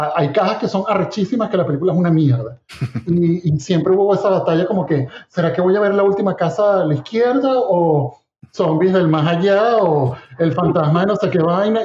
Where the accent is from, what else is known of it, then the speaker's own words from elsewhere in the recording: Venezuela; moved away; nosotros venimos de Venezuela